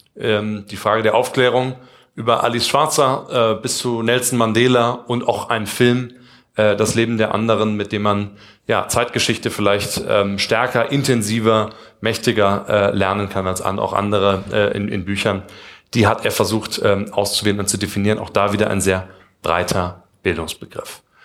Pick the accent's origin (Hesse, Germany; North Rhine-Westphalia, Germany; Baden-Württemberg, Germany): Hesse, Germany; Kassel; moved away; Wir kommen beide aus Kassel, Abitur, Jakob Grimm-Schule